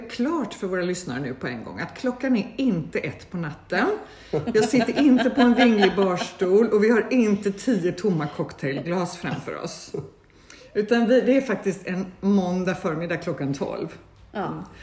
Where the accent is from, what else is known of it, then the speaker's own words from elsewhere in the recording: Kalmar, Kalmar County, Sweden; now in Mallorca, Spain; Jag är från Kalmar.